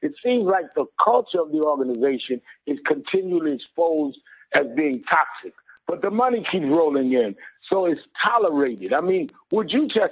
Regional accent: New York City, New York, United States; I grew up in Brownsville, a little before him

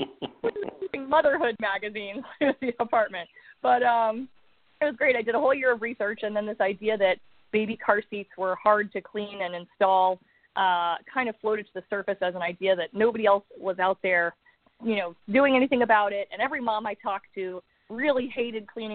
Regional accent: Austin, Texas, United States; now in Los Angeles, United States; I grew up in Austin, Texas, which is my favorite place on earth

